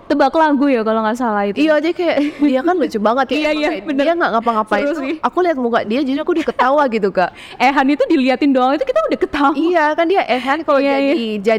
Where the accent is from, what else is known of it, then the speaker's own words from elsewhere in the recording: Makassar, South Sulawesi, Indonesia; also born or lived in Singapore; now in Jakarta, Indonesia; Terus habis itu aku balik ke Makassar karena aku emang asalnya dari Makassar.